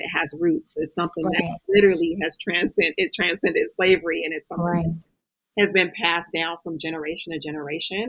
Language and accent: English; California, United States; so I grew up in California